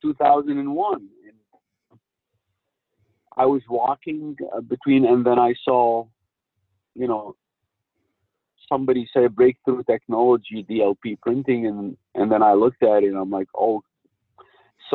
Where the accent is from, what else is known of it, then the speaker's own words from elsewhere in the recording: United States; I don't speak German. I'm an American national